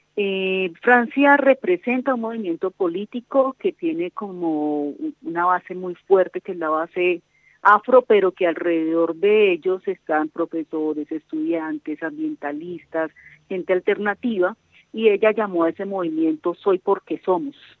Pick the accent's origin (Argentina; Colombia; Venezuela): Colombia; nosotros como colombianos